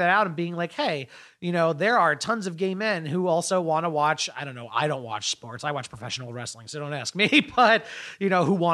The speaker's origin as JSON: {"language": "English", "region": "Connecticut", "country": "United States", "tie": "born or raised there", "said": "Uh, yeah, I grew up in Eastern Connecticut."}